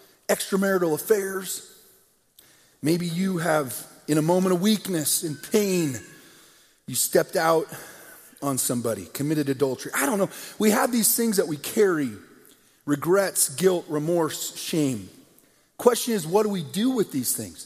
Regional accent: United States; Two young men, growing up in America

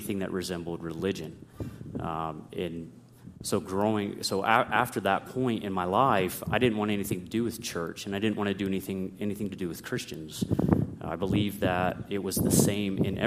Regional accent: Pennsylvania, United States; now in Nebraska, United States; I grew up in Pennsylvania

